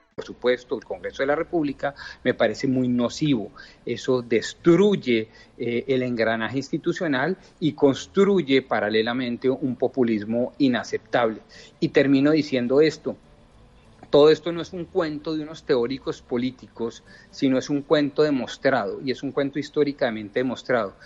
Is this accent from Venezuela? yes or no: no; Colombia; como colombianos